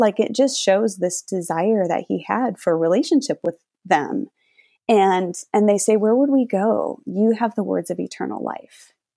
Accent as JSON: {"language": "English", "region": "Minnesota", "country": "United States", "tie": "born or raised there", "moved": "yes", "lives_now": "Florida, United States", "said": "I grew up in Minnesota"}